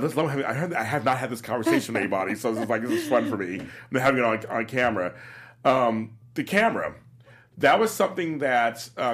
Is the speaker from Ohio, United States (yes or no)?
no; Louisiana, United States; Yeah, I'm from Louisiana. From Louisiana.